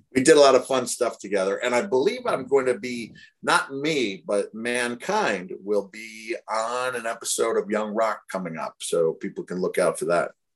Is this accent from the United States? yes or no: yes; Bloomington, Indiana, United States; I'm a natural born Hoosier myself. I was born in Bloomington